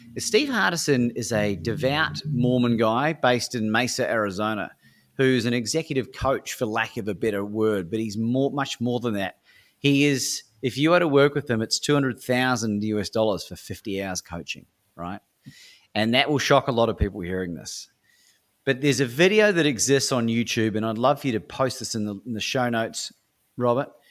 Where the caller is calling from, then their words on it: Melbourne, Victoria, Australia; I'm calling from Melbourne, Australia at the time.